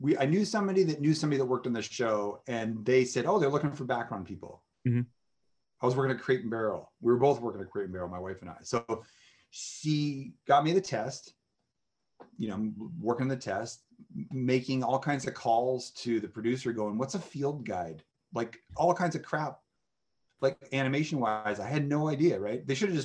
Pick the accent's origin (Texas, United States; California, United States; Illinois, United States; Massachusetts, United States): Massachusetts, United States; moved away; I'm from Massachusetts